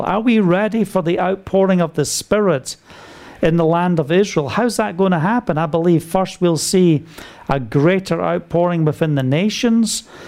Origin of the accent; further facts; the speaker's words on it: United Kingdom; being British